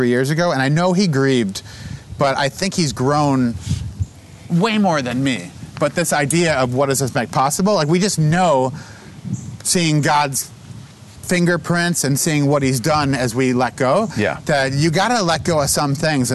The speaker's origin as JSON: {"language": "English", "town": "Buffalo", "region": "New York", "country": "United States", "tie": "born or raised there", "said": "I grew up with Michael in Buffalo"}